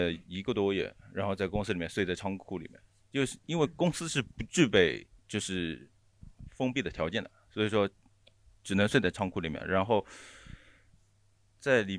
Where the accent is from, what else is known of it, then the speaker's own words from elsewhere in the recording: Shanghai, China; 呃，我我我再插一句，就是我我是来自上海市出名的大宝山区大长城，